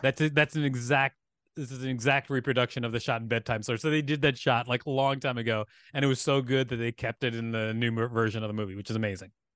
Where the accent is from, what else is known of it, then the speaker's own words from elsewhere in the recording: Huntsville, Alabama, United States; moved away; also born or lived in Gary, Indiana / Minneapolis, Minnesota / New York; Raised in Huntsville. I was born in Gary, Indiana